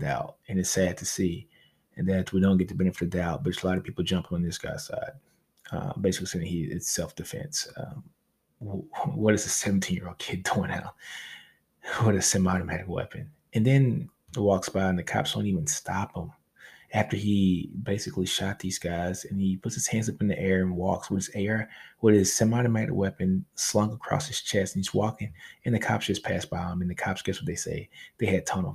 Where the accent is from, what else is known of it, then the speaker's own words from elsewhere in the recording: Louisiana, United States; I'm from Louisiana, so we had one of the highest homicide rates when I was growing up